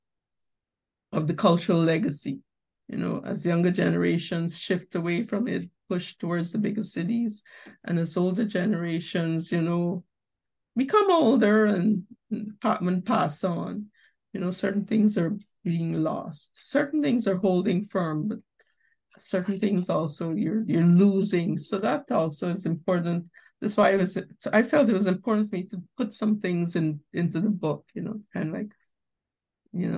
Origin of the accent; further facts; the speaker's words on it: Guyana; I'm from Guyana.